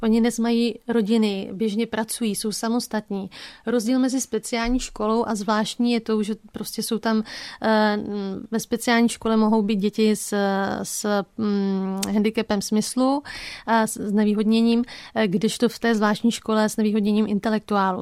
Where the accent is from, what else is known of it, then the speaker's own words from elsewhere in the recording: Bouzov, Olomouc Region, Czechia; also born or lived in Havířov; my jsme se přestěhovali tehdy z Havířova na Litovelsko, uh, konkrétně na Bouzovsko